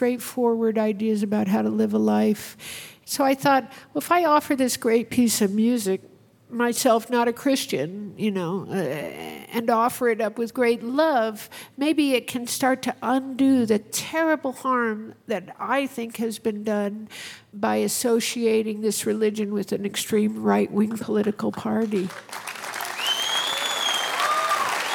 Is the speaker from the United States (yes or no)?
yes; Arizona, United States; I grew up in Arizona, and I was a little rodeo rider.